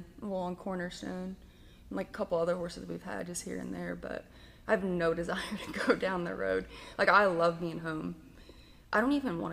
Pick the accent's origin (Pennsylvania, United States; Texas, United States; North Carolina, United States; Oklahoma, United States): Texas, United States; Pittsburg; born or raised there